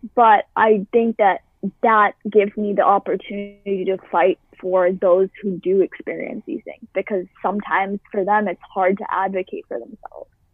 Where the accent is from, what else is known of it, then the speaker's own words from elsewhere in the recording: Boston, Massachusetts, United States; I've lived in the same town my entire life. I have never moved. I've lived in Boston, Massachusetts